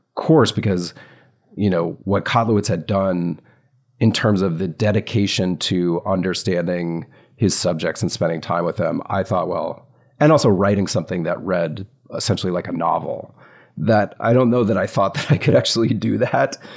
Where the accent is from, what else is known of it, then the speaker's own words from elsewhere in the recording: the South, United States; I grew up in the South